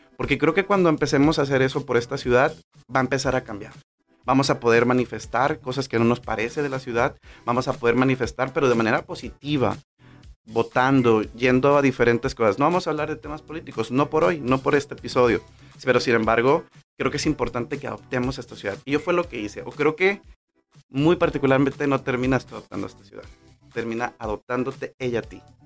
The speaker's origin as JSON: {"language": "Spanish", "town": "Manzanillo", "region": "Colima", "country": "Mexico", "tie": "born or raised there", "moved": "as an adult", "lives_now": "Tijuana, Mexico", "said": "mi vida se desarrolló en Manzanillo, Colima"}